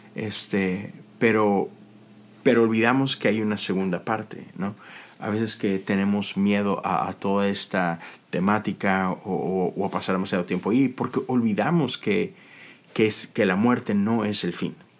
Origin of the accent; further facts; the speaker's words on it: Monterrey, Nuevo León, Mexico; now in United States; todos mis amigos de Monterrey, que es de donde yo soy